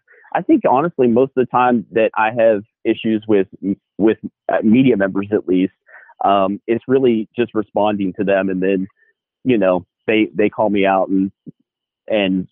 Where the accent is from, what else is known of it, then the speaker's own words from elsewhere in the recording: Fairmont, West Virginia, United States; I read him in Times West Virginia and Fairmont growing up